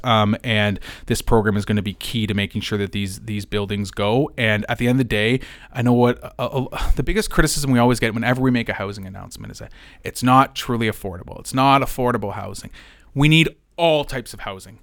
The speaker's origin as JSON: {"language": "English", "town": "London", "region": "Ontario", "country": "Canada", "said": "as a Londoner."}